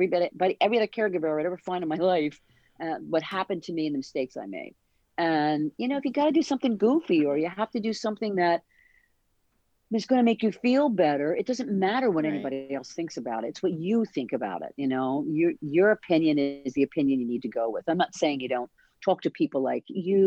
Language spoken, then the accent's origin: English; New Jersey, United States; we're from South Jersey